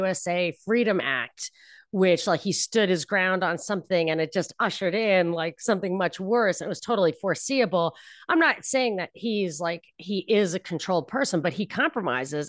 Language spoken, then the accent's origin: English; New York, United States; moved away; also born or lived in Texas; I was from New York